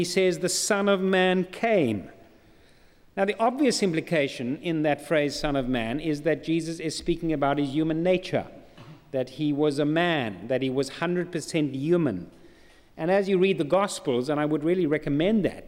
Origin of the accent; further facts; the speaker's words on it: South Africa; I'm not a Geordie, I'm from South Africa.